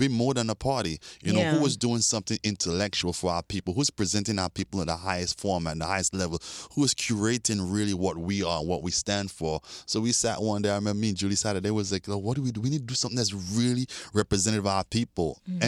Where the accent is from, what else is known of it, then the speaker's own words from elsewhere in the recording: New York, United States; also born or lived in Sint Maarten / Europe; now in Miami, United States; But yeah, I was born in the Dutch Caribbean in St. Martin and grew up in New York and Europe as well.